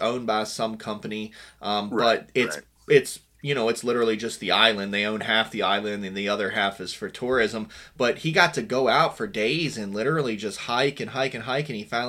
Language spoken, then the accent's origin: English; West Virginia, United States; I'm old school. I'm from Western Virginia. I didn't even get my first cell phone until I was like 25. I'm 32 now.